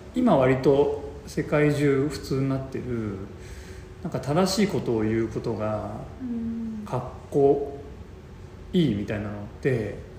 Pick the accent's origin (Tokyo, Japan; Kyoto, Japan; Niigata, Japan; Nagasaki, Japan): Tokyo, Japan; moved away as an adult; also born or lived in Osaka / Portland / Gujo Hachiman; 僕東京生まれでずっと東京で大学も東京で社会人だとも東京に住んでて